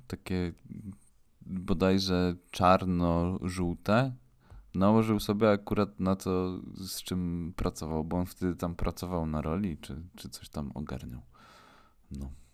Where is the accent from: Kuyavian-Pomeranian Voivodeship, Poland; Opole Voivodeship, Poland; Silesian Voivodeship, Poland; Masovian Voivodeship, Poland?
Silesian Voivodeship, Poland; my jesteśmy chłopaki ze Śląska